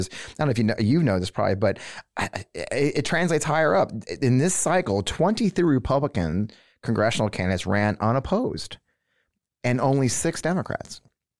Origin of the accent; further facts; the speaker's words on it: Missouri, United States; moved away; also born or lived in Virginia / Georgia; I mean, it's been unique for me to go from Virginia back to my hometown. When I left Missouri in 1983